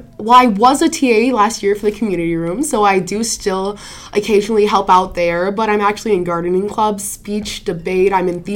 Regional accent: Prairie Island, Minnesota, United States; Because I'm from the Dakota tribe, from Prairie Island, if

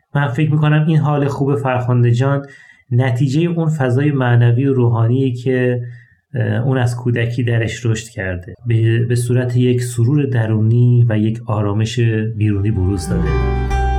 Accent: Ahvaz, Khuzestan, Iran; در شهر اهواز یکی از گرمترین شهرهای ایران توی خانواده مسلمان به دنیا اومدم

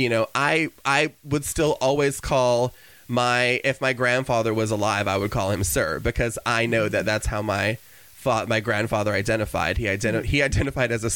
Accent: Cedar Rapids, Palo, Iowa, United States; I was born in Cedar Rapids, Iowa

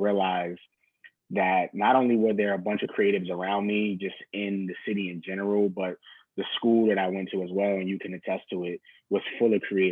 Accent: Mount Vernon, New York, United States; also born or lived in New Rochelle, New York; I am from Westchester, New York, New Rochelle. I guess you say born in New Rochelle, was raised in Mount Vernon, New York.

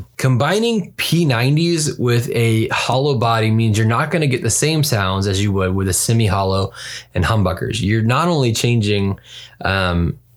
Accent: the South, United States; moved away; I'm originally from the South and I still have a deep love for that kind of like dirty Southern rock

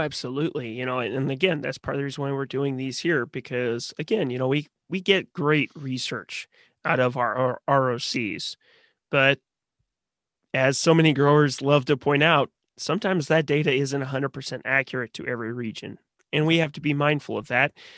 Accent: Missouri, United States; I grew up in Missouri

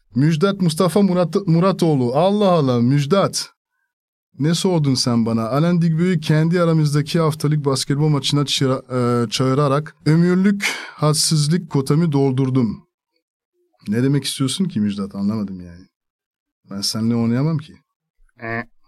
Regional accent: France; first language French; Turkish is a second language; moved away as an adult; also born or lived in Spain / Italy / Greece / Turkey

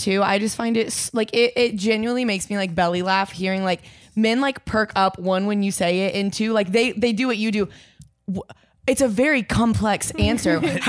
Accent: Indiana, United States; We're from Indiana

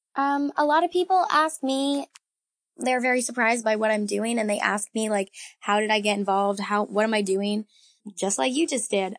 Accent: Massachusetts, United States; I'm from Massachusetts, and I've lived here my entire life

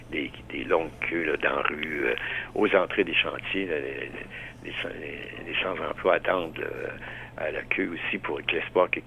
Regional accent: Quebec, Canada; moved away; Nous, quand on a déménagé, par exemple, de la Gaspésie euh, euh, pour s'en venir dans, la région de Montréal

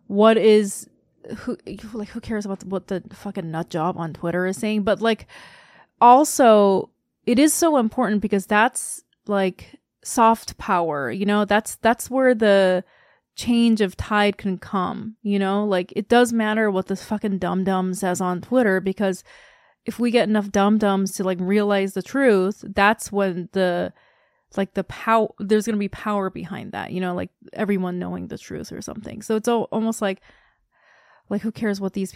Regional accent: South Korea; I'm from Korea

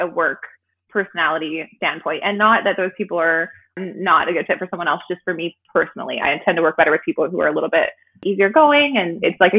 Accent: Kansas, United States; moved away as an adult; also born or lived in Vancouver area; now in Vancouver, Canada; I actually am from the States. I'm from Kansas

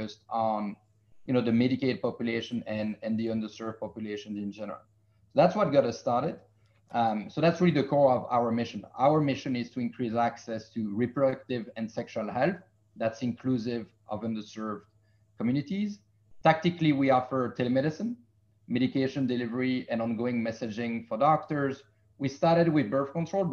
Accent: Belgium; now in United States; I'm from Belgium in Europe.

